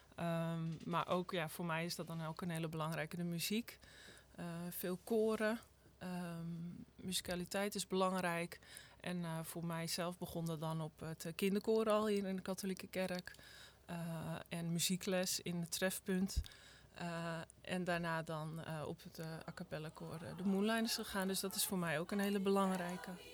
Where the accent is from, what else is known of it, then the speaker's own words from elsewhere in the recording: Wognum, North Holland, Netherlands; moved away as an adult; now in Wadway, Netherlands; Wochenum is waar ik ben opgegroeid